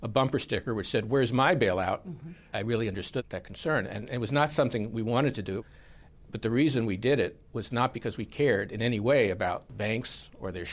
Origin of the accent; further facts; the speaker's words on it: Dillon, South Carolina, United States; Dillon, my hometown, did not have a theater.